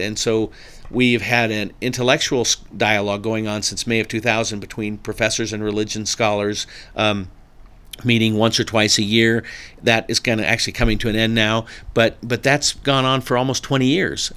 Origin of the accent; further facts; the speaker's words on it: Burbank, California, United States; I was born in Burbank, California, uh, in nineteen sixty-six